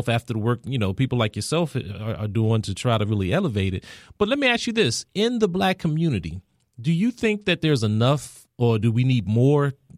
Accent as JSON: {"language": "English", "town": "Washington", "region": "District of Columbia", "country": "United States", "tie": "born or raised there", "said": "I'm born and raised here in D.C."}